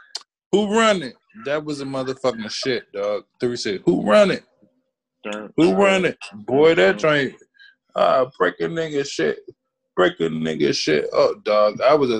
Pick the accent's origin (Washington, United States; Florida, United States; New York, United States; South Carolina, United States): South Carolina, United States; I was born in South Carolina, dog. South Carolina, dog.